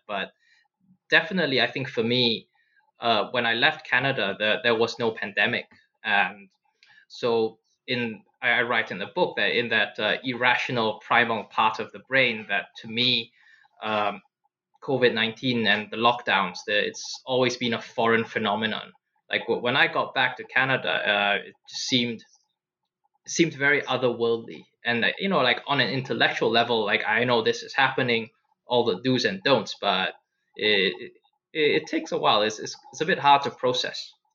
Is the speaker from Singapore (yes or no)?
yes; Singapore; I I grew up in Singapore